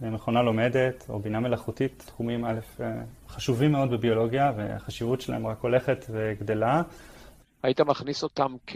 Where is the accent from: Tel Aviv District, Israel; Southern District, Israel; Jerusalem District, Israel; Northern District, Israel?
Tel Aviv District, Israel; Tel Aviv; also born or lived in Hod HaSharon / Netanya; אה, אני גדלתי בתל אביב ובהוד השרון. דווקא בתקופה עם דוד שלי היינו, גרנו עוד בנתניה, עברתי הרבה מקום.